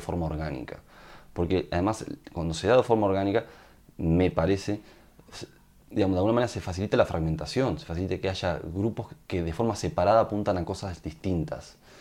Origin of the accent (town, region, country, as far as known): Uruguay